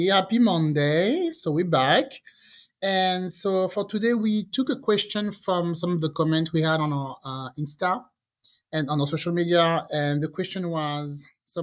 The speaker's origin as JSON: {"language": "English", "country": "France", "tie": "born or raised there", "also_born_or_lived": "England", "second_language": "English", "moved": "as an adult", "said": "I grew up in France, and after a while, I decided to move to England because I wanted to learn English."}